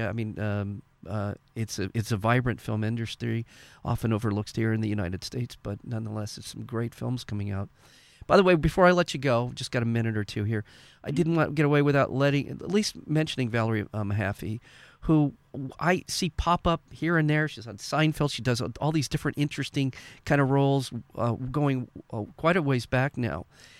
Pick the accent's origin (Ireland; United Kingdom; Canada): Canada; now in United States; being Canadian, it does seem, from where I'm sitting, that the Canadian society culture is much more likely to support the arts